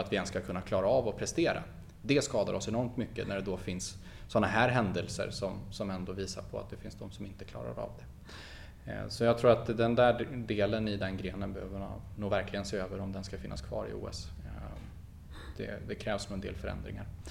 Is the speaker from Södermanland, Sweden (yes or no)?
no; Falköping, Västra Götaland, Sweden; det är där jag kommer ifrån, det är där jag har bott hela mitt liv, född och uppvuxen